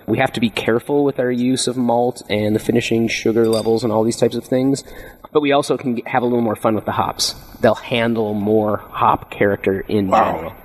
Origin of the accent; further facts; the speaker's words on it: Minnesota, United States; moved away as an adult; now in California, United States; I came from the Midwest. There wasn't a big wine scene in Minnesota where I grew up